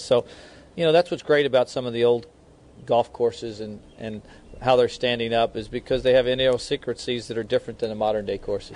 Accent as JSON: {"language": "English", "town": "Kansas City", "country": "United States", "tie": "born or raised there", "moved": "yes", "said": "I was born and raised in Kansas City"}